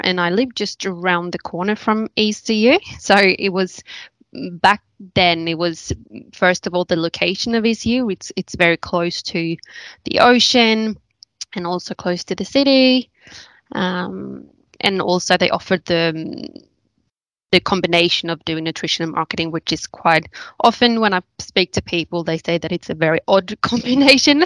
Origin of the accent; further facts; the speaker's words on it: Sweden; moved away as an adult; now in Australia; I'm originally from Sweden